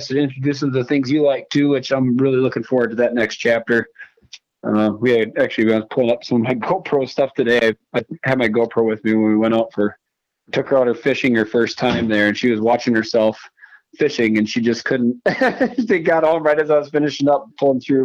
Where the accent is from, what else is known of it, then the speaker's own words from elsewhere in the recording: Green Bay, Wisconsin, United States; I grew up in Green Bay